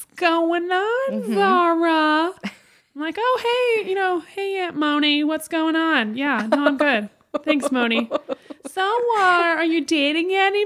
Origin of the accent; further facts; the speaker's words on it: Midwest, United States; now in Los Angeles, United States; I grew up in the Midwest.